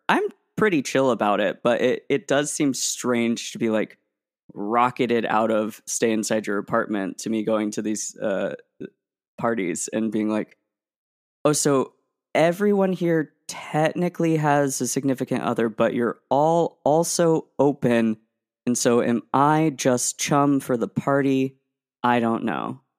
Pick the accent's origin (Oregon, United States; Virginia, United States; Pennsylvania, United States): Oregon, United States; Portland; growing up in the Portland metro area